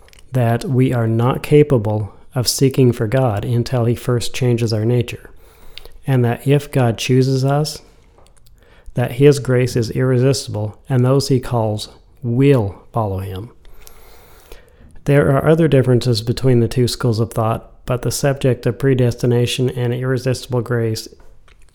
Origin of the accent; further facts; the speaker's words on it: United States; being an American